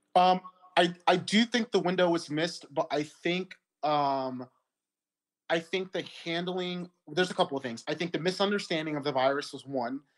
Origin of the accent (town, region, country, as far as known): United States